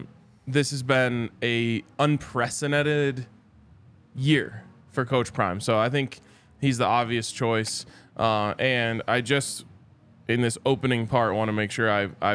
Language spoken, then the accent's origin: English; Boulder, Colorado, United States; I grew up in Boulder. I went to CU. I love those two places dearly.